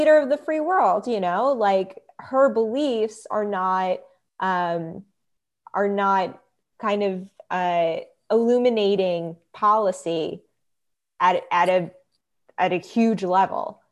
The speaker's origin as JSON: {"language": "English", "country": "United States", "moved": "yes", "said": "we were raised in just a pretty much secular household. Um, always knew that I was Jewish, but it was kind of like, you know, um, just, just being American"}